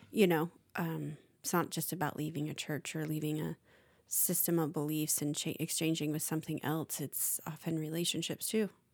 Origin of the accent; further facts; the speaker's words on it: United States; as an American